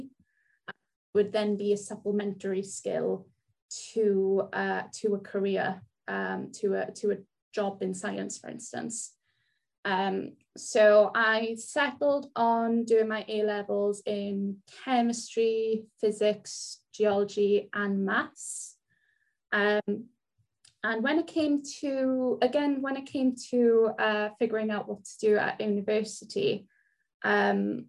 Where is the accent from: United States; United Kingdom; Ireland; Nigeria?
United Kingdom; South Wales; first language Welsh; English is a second language; I lived in a tiny little village in South Wales, the type of place where everyone knows everything about you and everyone else